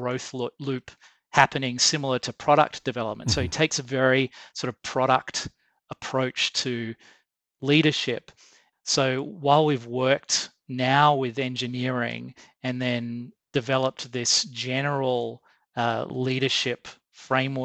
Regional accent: Australia; I'm Australian

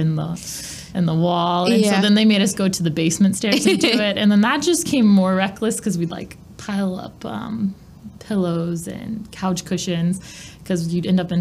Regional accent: Saybrook, Illinois, United States; I grew up in Saybrook, so it's a little town between Bloomington and Champaign

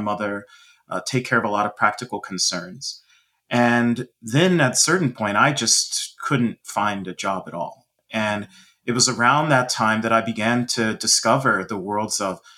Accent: Dallas, Texas, United States; I grew up in Dallas, Texas

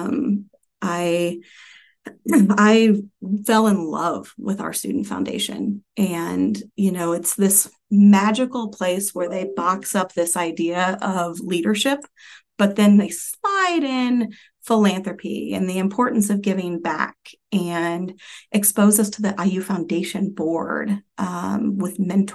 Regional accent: Anderson, Indiana, United States; I grew up in Anderson, Indiana

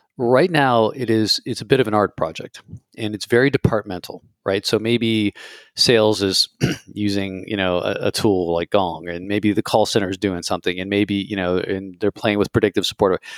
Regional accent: United States; as an American

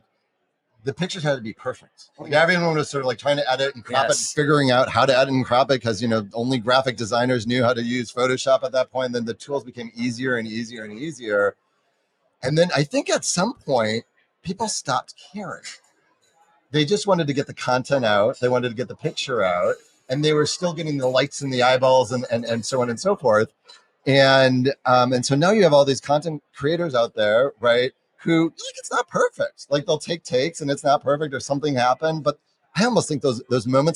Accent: San Francisco, California, United States; in San Francisco, my hometown

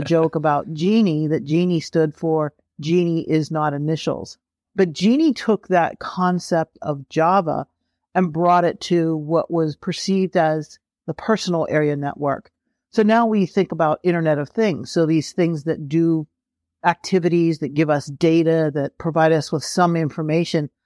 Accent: Pennsylvania, United States; I grew up in Pennsylvania

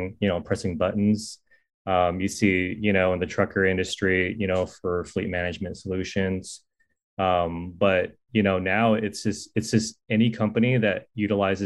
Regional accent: Silicon Valley, California, United States; I'm from the Silicon Valley before it was Silicon Valley

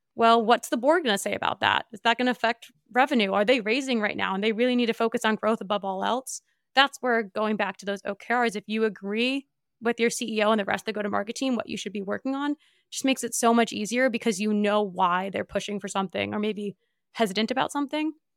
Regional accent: New Jersey, United States; I grew up in Northeast

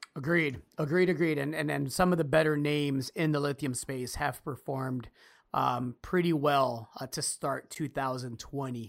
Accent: United States; As an American citizen

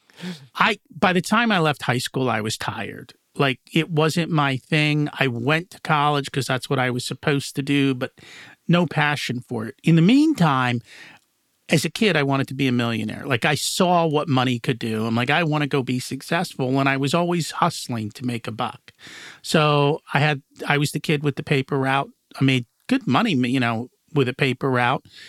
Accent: United States; also born or lived in India; I've grown up in the United States

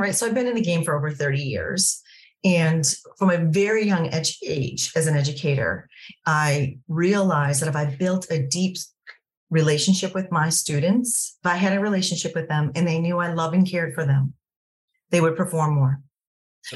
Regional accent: United States; as an American or coming from the United States lens

